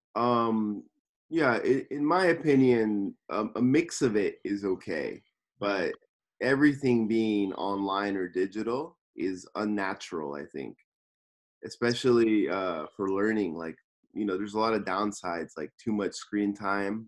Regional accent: Los Angeles, California, United States; now in Tokyo, Japan; I'm from Los Angeles, California, and I'm living in Tokyo, Japan

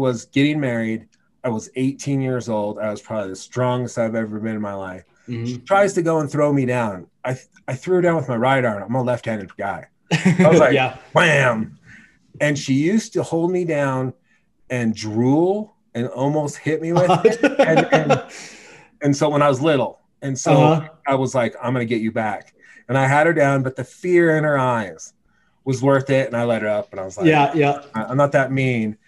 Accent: Gresham, Oregon, United States; moved away; also born or lived in Laramie, Wyoming; I'm from Portland, Gresham, Oregon

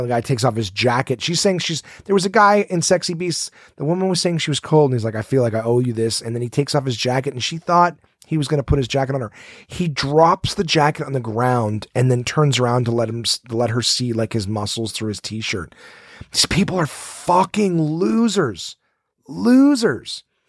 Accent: Ottawa, Ontario, Canada; I born and raised in Ottawa

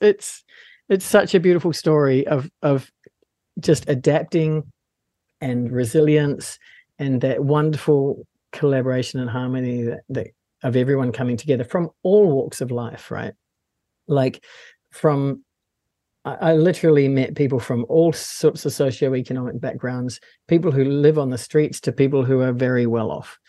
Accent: Palmerston North, Manawatū-Whanganui, New Zealand; I was born and raised in Palmerston North

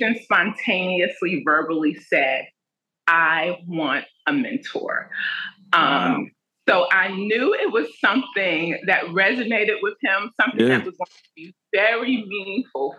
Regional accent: New York City, New York, United States; I'm from Brooklyn, New York

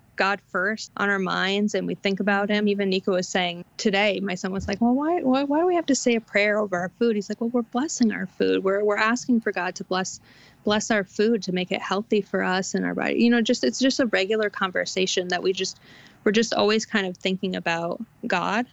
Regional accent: New York, United States; now in American Midwest, United States; Where I grew up in the Northeast, you know, homeschooling is just not a thing

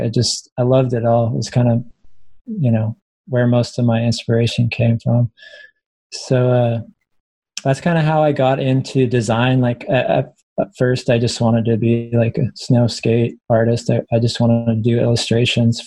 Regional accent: United States; moved away as an adult; also born or lived in Reno, Nevada; now in Portland, United States; I grew up in Lake Tahoe

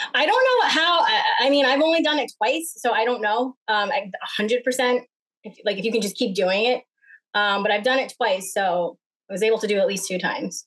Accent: Smithtown, New York, United States; I grew up in Smithtown, where people had backyards and fences

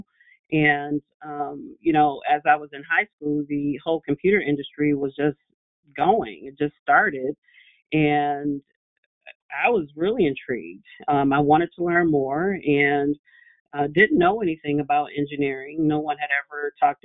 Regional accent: Detroit, Michigan, United States; I grew up in Detroit. I always pride myself on the fact that I am a product of Detroit public schools.

